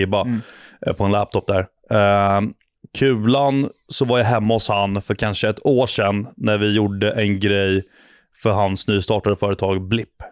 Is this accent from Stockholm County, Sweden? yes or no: yes; Ingarö, Stockholm County, Sweden; born or raised there